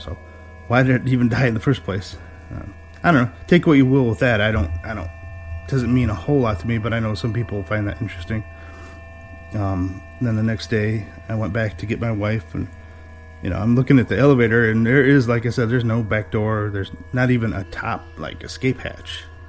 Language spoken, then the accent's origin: English; north of Detroit, Michigan, United States; I'm from Michigan, uh, just north of Detroit, a little ways